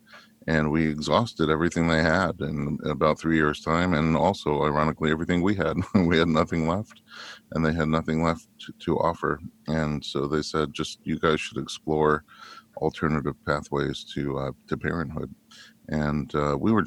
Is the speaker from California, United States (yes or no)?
no; New York, United States; now in Los Angeles, United States; I grew up in New York